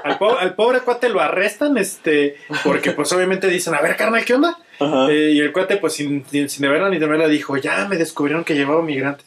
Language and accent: Spanish; Mexico